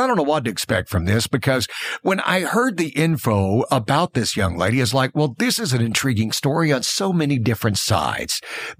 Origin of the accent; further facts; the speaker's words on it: Alabama, United States; I'm from Alabama